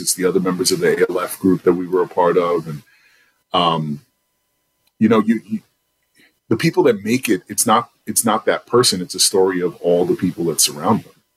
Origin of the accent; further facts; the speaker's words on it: New York City, New York, United States; now in Charlotte, United States; I'm from Southside Jamaica, Queens